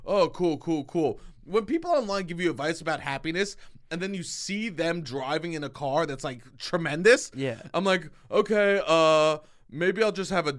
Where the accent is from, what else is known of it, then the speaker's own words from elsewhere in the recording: Staten Island, New York, United States; I'm from Staten Island and fuck Long Island.